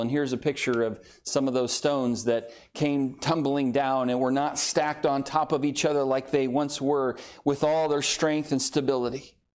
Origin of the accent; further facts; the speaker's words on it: Southern California, United States; moved away as an adult; now in Oklahoma, United States; I grew up in Southern California and on the San Andreas Fault Line